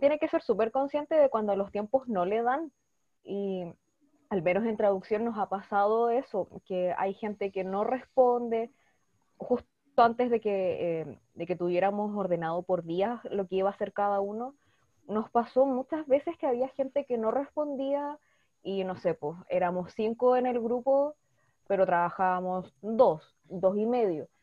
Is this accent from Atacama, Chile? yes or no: no; Temuco, Araucanía, Chile; soy de Temuco